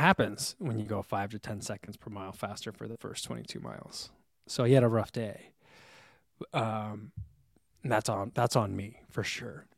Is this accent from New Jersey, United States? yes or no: yes; New Jersey, United States; moved away; I grew up in New Jersey with diner culture